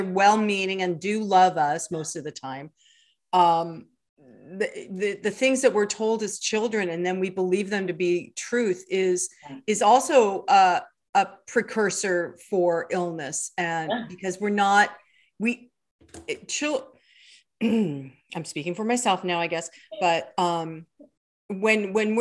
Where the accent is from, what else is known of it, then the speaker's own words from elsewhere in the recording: California, United States; I grew up in California